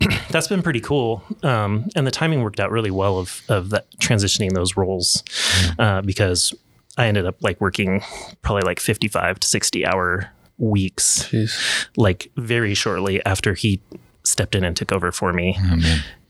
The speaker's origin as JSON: {"language": "English", "town": "Portland", "region": "Oregon", "country": "United States", "tie": "born or raised there", "said": "I grew up in the Portland area"}